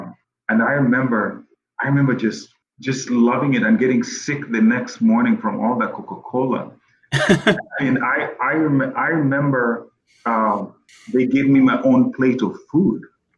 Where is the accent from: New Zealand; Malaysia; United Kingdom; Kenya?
Kenya; English is a second language; now in United States; because I'm Kenyan, you know. But little did they know that the cross country, I hated it because I did that enough in my home.